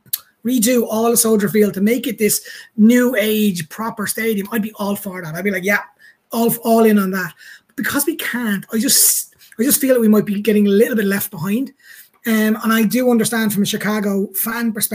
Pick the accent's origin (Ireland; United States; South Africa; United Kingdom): Ireland; Munster; I'm from a place called Munster, which is a big province in Ireland